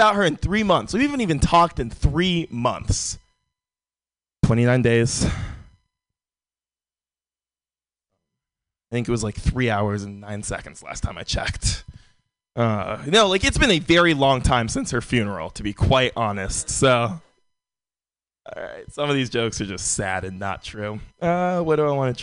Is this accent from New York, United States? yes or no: no; San Francisco, California, United States; Born and raised in San Francisco